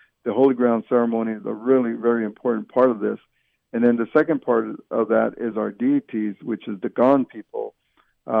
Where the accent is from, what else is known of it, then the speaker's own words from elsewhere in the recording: San Carlos Apache, Arizona, United States; we're 15 different bands of Apache, and we're exiled out of our places and brought to San Carlos as prisoners of war